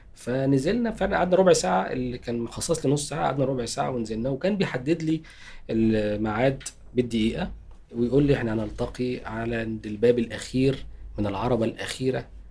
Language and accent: Arabic; Tanta, Gharbia, Egypt; moved away; أنا أصلا من طنطا